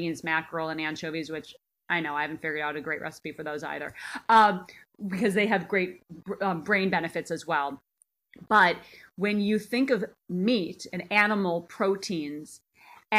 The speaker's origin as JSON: {"language": "English", "region": "Minnesota", "country": "United States", "tie": "born or raised there", "moved": "as an adult", "lives_now": "Los Angeles, United States", "said": "I grew up in Minnesota, land of the cow"}